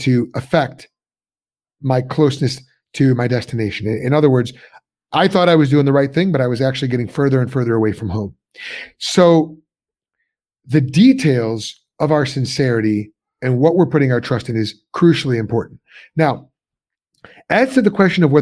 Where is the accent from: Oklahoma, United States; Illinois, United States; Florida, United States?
Illinois, United States; suburbs of Chicago; moved away as an adult; also born or lived in Pennsylvania; I'm from Illinois originally, suburbs of Chicago